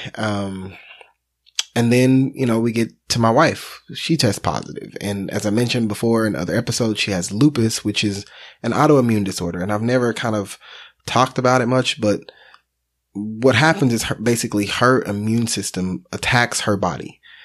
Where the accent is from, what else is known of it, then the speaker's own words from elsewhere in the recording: Texas, United States; We're from Texas